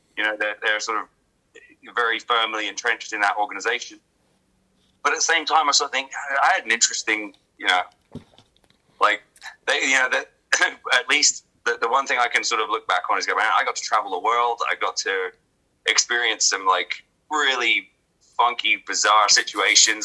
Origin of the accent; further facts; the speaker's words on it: England, United Kingdom; moved away; I was a kid from England